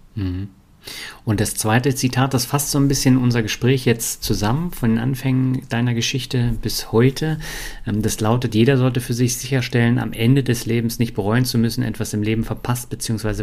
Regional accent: Berlin, Germany; also born or lived in Mannheim / Hamburg; now in Lübeck, Germany; Ich bin ja in Berlin aufgewachsen, habe in Mannheim äh, gewohnt, in Hamburg gewohnt und das war alles nicht so mein Ding und ich bin immer wieder zurück nach Lübeck

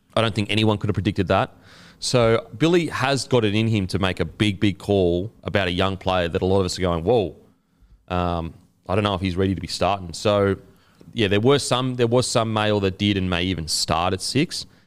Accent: Queensland, Australia; as a Queenslander

